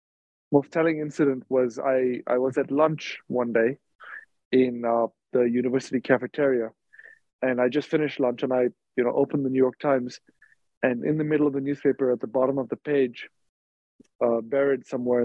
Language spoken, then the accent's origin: English; India; also born or lived in Dubai, United Arab Emirates; I grew up in India and in Dubai, where my parents were working. I went to boarding school in India.